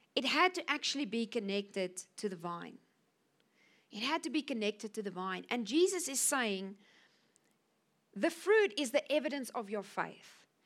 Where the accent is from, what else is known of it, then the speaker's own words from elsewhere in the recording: Cape Town, Western Cape, South Africa; moved away as an adult; now in Namibia; I'm from Cape Town. I was born in South Africa.